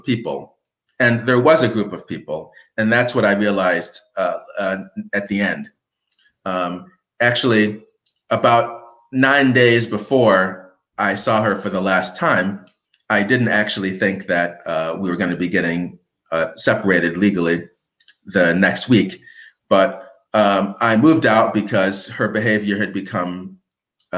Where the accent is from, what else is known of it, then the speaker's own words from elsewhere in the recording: United States; as an American, knowing English and having lived in the city